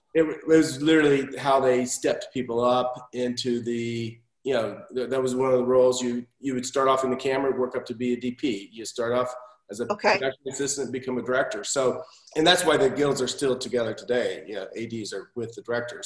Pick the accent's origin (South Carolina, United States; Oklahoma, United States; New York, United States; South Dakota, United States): Oklahoma, United States; Tulsa; I grew up in Tulsa, Oklahoma